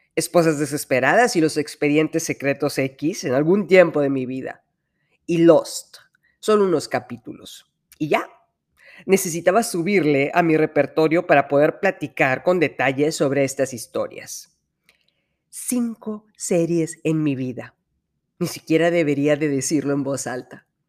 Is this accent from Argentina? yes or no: no; Monterrey, Nuevo León, Mexico; de aquí soy.